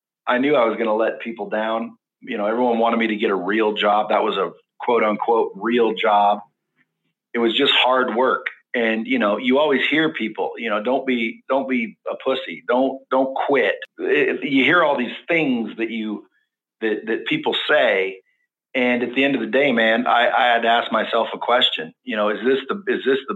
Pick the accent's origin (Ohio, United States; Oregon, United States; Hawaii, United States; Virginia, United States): Oregon, United States; Cottage Grove; also born or lived in Eugene, Oregon; we grew up in a small town about 20 miles south called Cottage Grove.